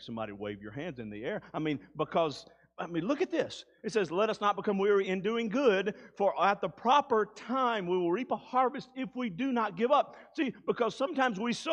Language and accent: English; Mississippi Delta, United States; I grew up in the Mississippi Delta.